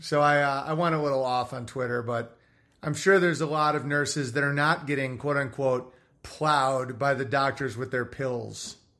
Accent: Massachusetts, United States; I grew up in the Berkshire Mountains of Western Massachusetts.

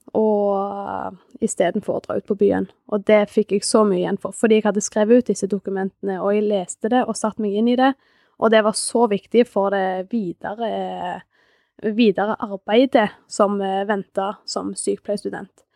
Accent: Sandnes, Rogaland, Norway; moved away as an adult; now in Hammerfest, Norway; er opprinnelig fra Sandnes. Men jeg flytta til Hammerfest for fem år siden

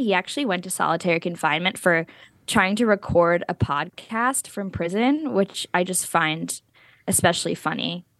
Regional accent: New Jersey, United States; we're both from New Jersey

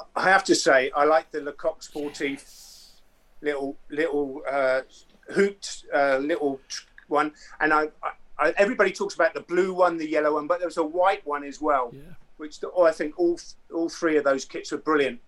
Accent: Andover, South East England, United Kingdom; also born or lived in Romsey; I was actually born in Romsey, but I was grow, uh, grew up in Andover.

